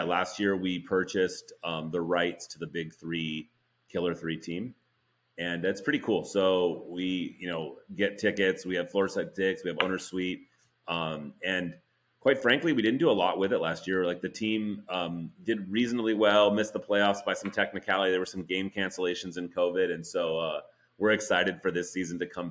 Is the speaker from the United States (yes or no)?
yes; Oakland, California, United States; I was born in Oakland, so I grew up, you know, Warriors fan